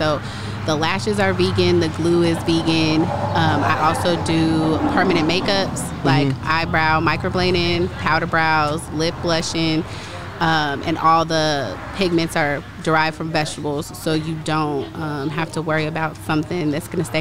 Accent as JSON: {"language": "English", "town": "Colorado Springs", "region": "Colorado", "country": "United States", "moved": "as an adult", "lives_now": "Huntsville, United States", "said": "I'm from Colorado Springs, Colorado, and I moved here for college"}